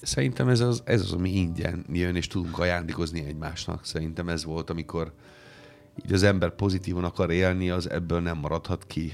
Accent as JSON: {"language": "Hungarian", "country": "Italy", "second_language": "Hungarian", "moved": "as an adult", "lives_now": "Hungary", "said": "én lehessek még mindig az a …, aki már 28 éve Magyarországon"}